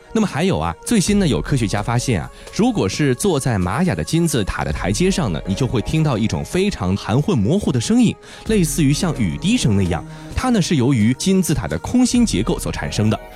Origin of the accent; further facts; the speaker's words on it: China; 咱们中国人